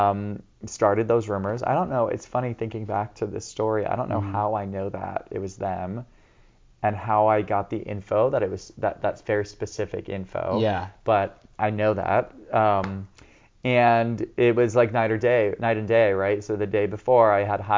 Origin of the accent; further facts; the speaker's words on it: Encinitas, California, United States; I grew up here in San Diego, in Encinitas specifically